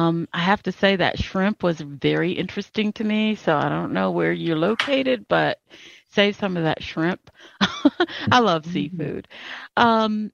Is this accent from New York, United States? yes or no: no; Charlotte, North Carolina, United States; moved away as an adult; also born or lived in Minnesota; I grew up in Charlotte, and I was mainstreamed